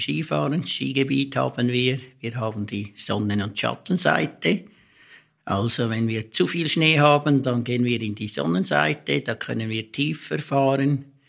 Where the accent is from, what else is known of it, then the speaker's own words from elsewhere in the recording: Stans, Nidwalden, Switzerland; ich komme eigentlich grundsätzlich aus Stanz, also ich, das ist meine Heimat, ich komme von hier